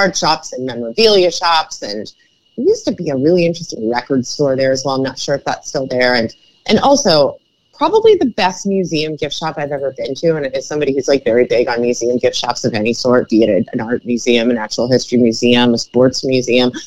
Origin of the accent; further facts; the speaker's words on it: Cleveland, Ohio, United States; where I grew up in Cleveland